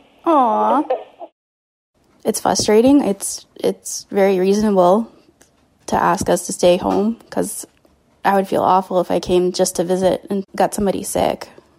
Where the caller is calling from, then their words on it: Kingston, Ontario, Canada; I'm from Kingston, Ontario.